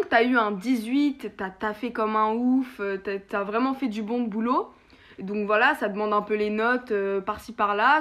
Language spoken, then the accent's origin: French; France; en tant que Français